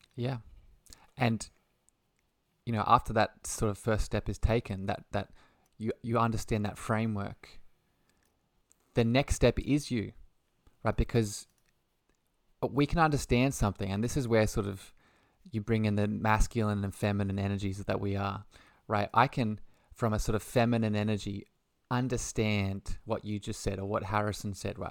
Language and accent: English; Australia; by the lovely accent, I'm from Australia